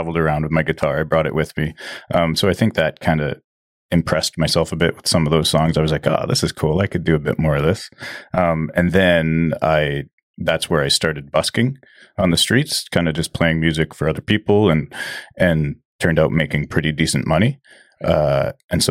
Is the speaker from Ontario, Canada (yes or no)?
no; Agassiz, British Columbia, Canada; also born or lived in South Surrey; now in Chilliwack, Canada; I grew up in Agassiz, just down the road.